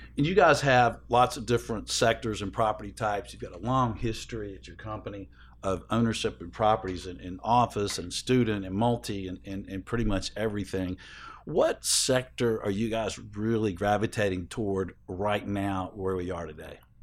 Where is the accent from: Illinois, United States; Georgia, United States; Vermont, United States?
Georgia, United States; Atlanta; it's in Atlanta, my hometown